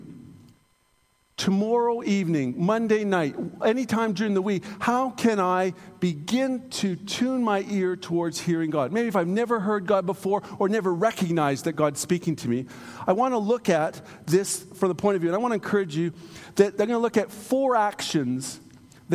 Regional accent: Canada; I'm a Canadian

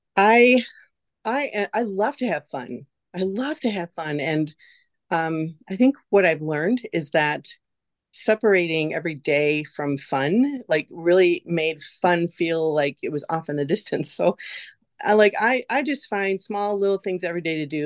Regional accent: West Bend, Wisconsin, United States; also born or lived in Oshkosh, Wisconsin; I was born and raised in West Bend here

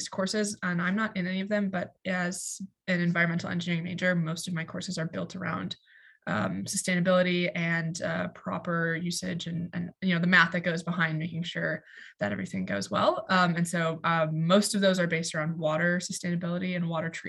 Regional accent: Duluth, Minnesota, United States; moved away as an adult; now in Notre Dame, United States; I'm originally from Duluth, Minnesota

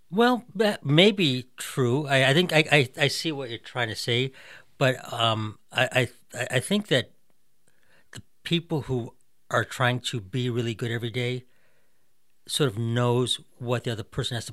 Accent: Massachusetts, United States; accent: Boston; lost the Boston accent for the most part

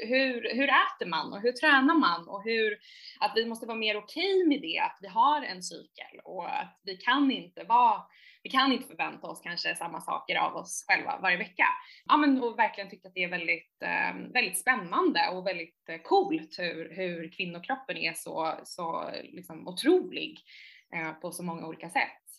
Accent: Saltsjöbaden, Stockholm County, Sweden; also born or lived in New York; jag är uppvuxen i Saltsjöbo, en, eh, en förort till, till Stockholm

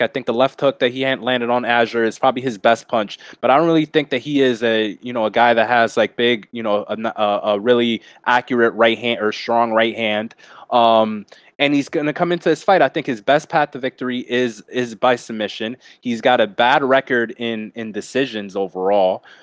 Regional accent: New York, United States; I'm from New York

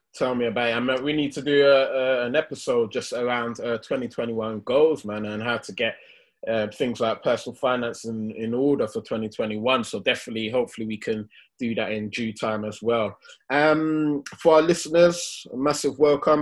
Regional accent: London, United Kingdom; we grew up in Hackney

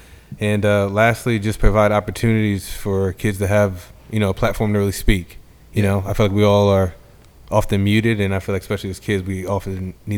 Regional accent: New Jersey, United States; I'm from Jersey.

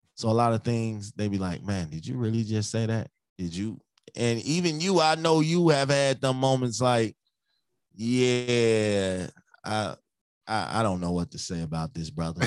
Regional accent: Chicago, Illinois, United States; now in Minnesota, United States; I'm from Chicago, but I'm in Minnesota right now

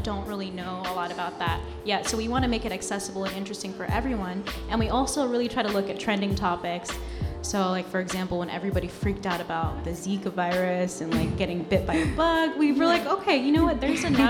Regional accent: San Francisco, California, United States; moved away as an adult; now in New York, United States; I was born and raised in San Francisco

